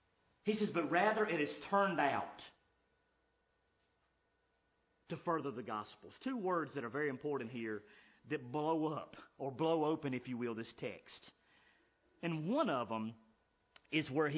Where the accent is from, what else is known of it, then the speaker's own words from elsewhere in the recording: United States; I'm an American